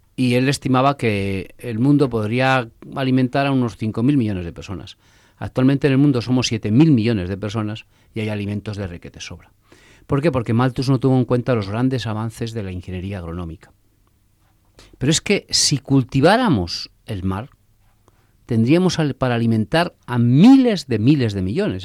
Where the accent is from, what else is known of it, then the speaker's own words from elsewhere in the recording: a village in Castile, Castile and León, Spain; also born or lived in Valladolid; yo nací en un pueblo, como, bueno, nací en Valladolid, pero a los cuatro días ya estaba viviendo en mi pueblo